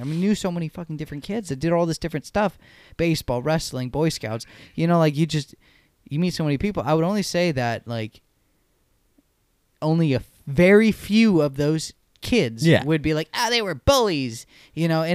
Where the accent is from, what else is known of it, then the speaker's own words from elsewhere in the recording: Santa Clara, California, United States; also born or lived in San Jose; I was born in Santa Clara.